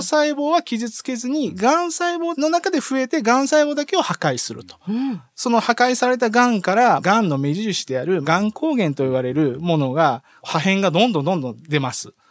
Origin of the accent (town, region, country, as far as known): Teshio, Hokkaido, Japan; born or raised there; also born or lived in Rochester, United States / Tokyo, Japan; now in Tottori, Japan